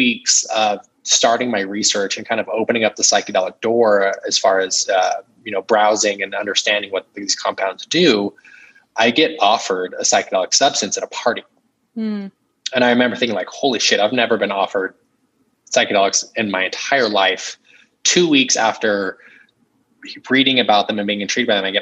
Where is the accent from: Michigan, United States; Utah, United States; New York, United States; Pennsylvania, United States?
Utah, United States; growing up in Utah, Mormon, conservative